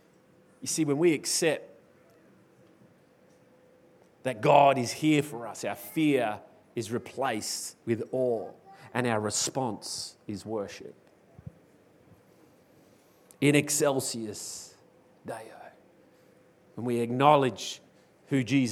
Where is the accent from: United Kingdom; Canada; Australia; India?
Australia; as an Australian, I tend to fall into the mold of dealing with fear in our very culturally different way